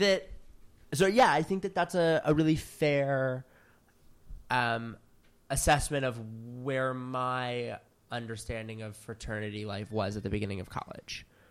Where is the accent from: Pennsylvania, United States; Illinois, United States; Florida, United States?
Pennsylvania, United States; Philadelphia; moved away as an adult; now in New York, United States; I'm from Philadelphia, Pennsylvania